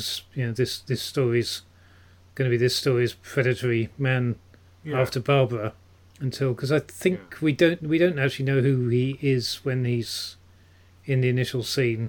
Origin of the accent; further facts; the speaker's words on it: Petersfield, South East England, United Kingdom; old boy of my old school in Petersfield, in my hometown.